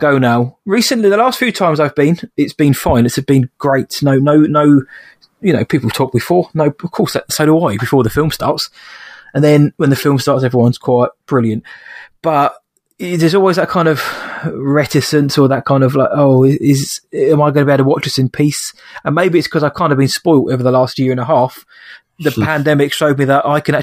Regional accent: England, United Kingdom; I'm English

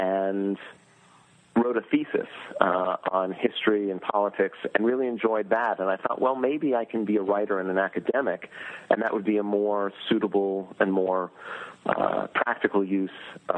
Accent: Northeast, United States; And I hail from the Northeast. I'm living now in the Southeast

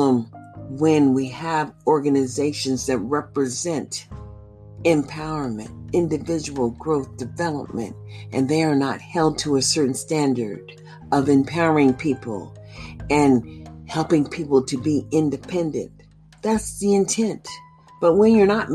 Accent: United States; I am a free American citizen born in America

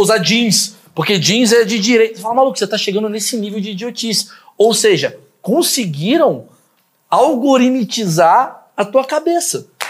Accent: Brazil; a gente, como brasileiro

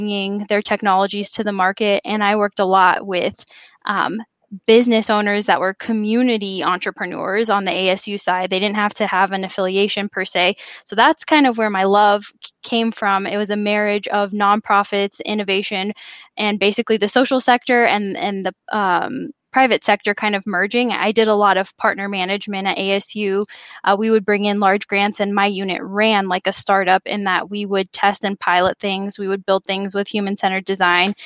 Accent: Phoenix, Arizona, United States; also born or lived in Chicago; I'm from Phoenix, a rare native Phoenician

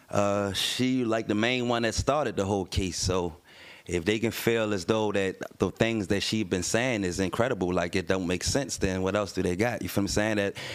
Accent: Baltimore, Maryland, United States; I'm from West Baltimore

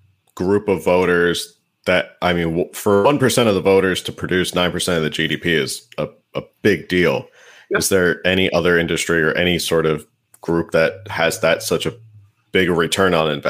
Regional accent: New Jersey, United States; also born or lived in Stockton, California; now in California, United States; I'm from New Jersey originally.

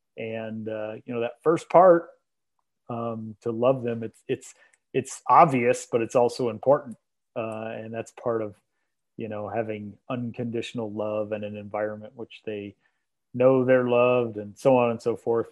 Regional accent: Iowa, United States; moved away as an adult; now in Omaha, United States; now that I live in Omaha and I grew up in Iowa

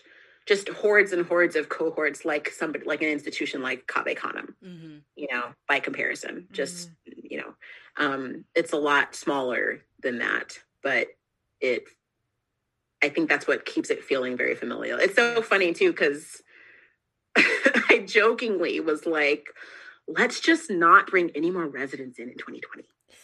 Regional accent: Alaska, United States; also born or lived in California / Germany / Ohio / Texas; I was born in California. We moved to Germany. I was raised in Alaska for a very long time. We moved to Ohio and then we moved to Texas.

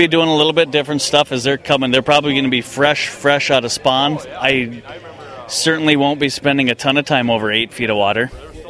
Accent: Ashby, Minnesota, United States; now in Bemidji, United States; I go back to my hometown every year, Ashby, Minnesota, near Fergus Falls.

